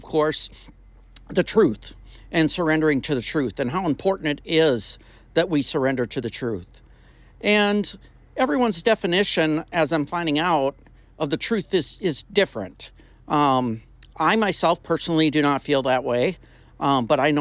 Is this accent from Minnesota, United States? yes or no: yes; Minnesota, United States; moved away as an adult; also born or lived in the South (US); I'm originally from Minnesota, been down south almost my whole adult life